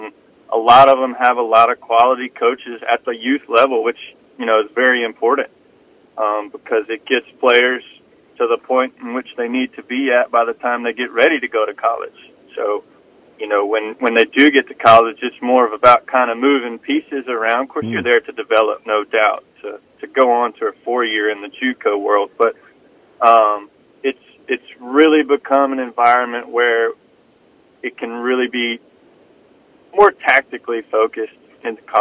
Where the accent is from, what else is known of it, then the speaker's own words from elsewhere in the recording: Starkville, Mississippi, United States; I'm from Starkville, Mississippi. I was born and raised there